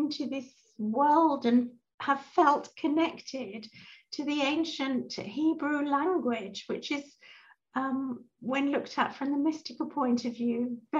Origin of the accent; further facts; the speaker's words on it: London, United Kingdom; I grew up in London, in England